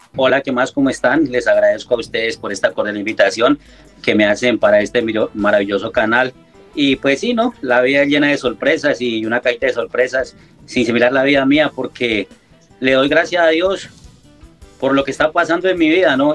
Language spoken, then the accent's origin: Spanish; Balboa, Cauca, Colombia; moved away as an adult; also born or lived in Italy; now in Paris, France; yo extraño mi tierra, ese balcón del Patía que es Balboa Cauca, es un pedacito de tierra que, que lo llevo en el corazón